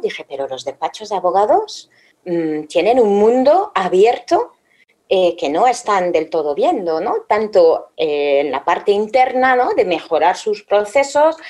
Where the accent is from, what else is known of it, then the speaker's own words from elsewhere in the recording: France; moved away; soy francesa